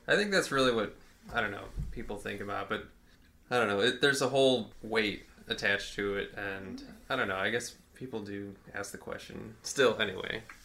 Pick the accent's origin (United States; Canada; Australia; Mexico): United States; St. Louis, Missouri; I've just been here my whole life